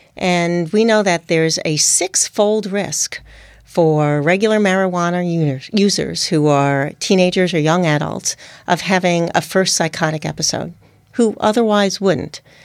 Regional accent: United States; accent: New York/New Jersey; moved away as an adult; also born or lived in Hong Kong / Oregon / Singapore / Japan; primarily in New York and in New Jersey. You can tell from my accent.

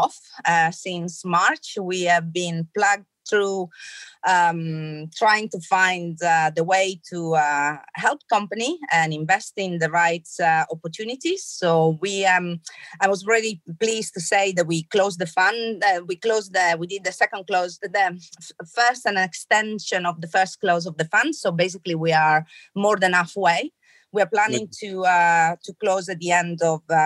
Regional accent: Trieste, Friuli-Venezia Giulia, Italy; now in London, United Kingdom; I'm pretty much Italian. So I was born in Trieste and grew up there. But I'm also a Londoner by heart. I've been living in London for a long time

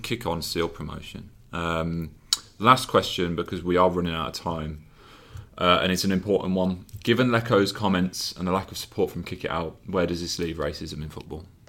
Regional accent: Birmingham, West Midlands, United Kingdom; accent: Brummie; That's my Brumley accent coming out

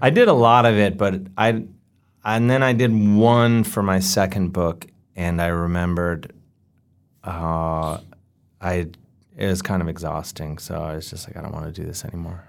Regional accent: United States; growing up in America

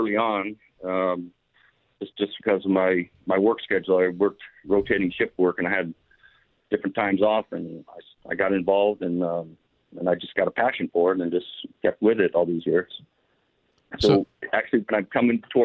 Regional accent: New York City, New York, United States; now in Brea, United States; I'm from New York, Puerto Rican from New York City

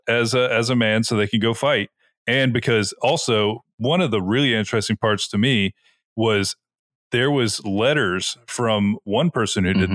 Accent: the South, United States; we are all from the South

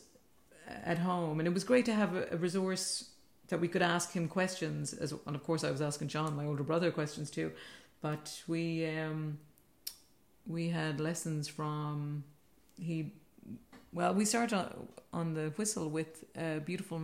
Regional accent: Mayo, Connacht, Ireland; moved away as an adult; also born or lived in Dublin / Boston; growing up in Mayo.

